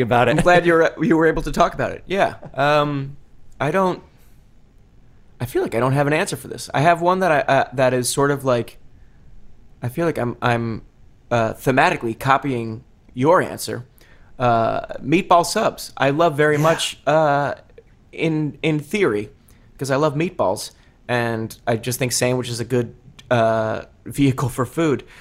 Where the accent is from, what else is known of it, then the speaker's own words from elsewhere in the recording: New Jersey, United States; being from New Jersey